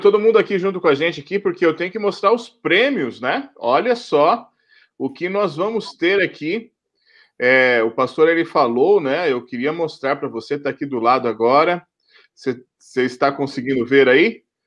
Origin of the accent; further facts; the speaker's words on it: Paraná, Brazil; eu sou paranaense